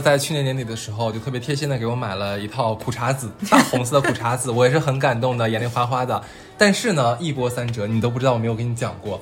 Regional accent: Northeast China, China; 我们东三省

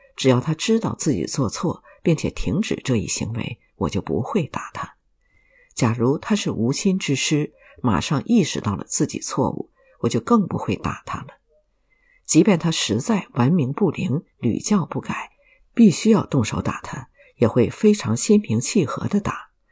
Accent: Shanghai, China; 我们这一代上海人从小就住在罗斯科里

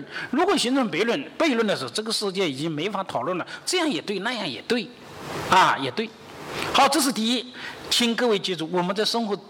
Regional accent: China; 我们中国人呢，往往是实用主义的。

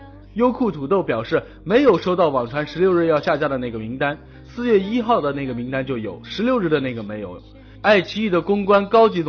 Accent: China; 作为一个中国人，我真感到羞耻。

